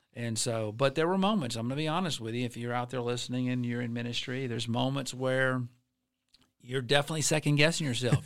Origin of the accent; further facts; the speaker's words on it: Alabama, United States; now in Florida, United States; I'm from Alabama